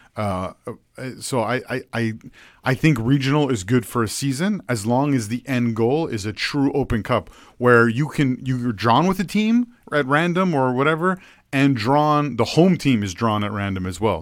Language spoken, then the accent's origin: English; Ontario, Canada; growing up in Ontario